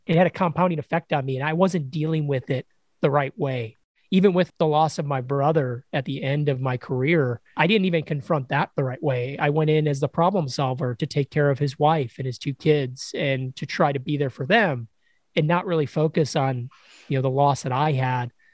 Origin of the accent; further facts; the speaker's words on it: Chicago, Illinois, United States; moved away as an adult; I grew up in Chicago, Illinois.